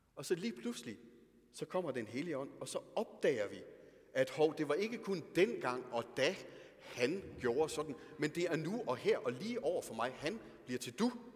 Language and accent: Danish; Denmark; Vi er nogle danskere, er vi.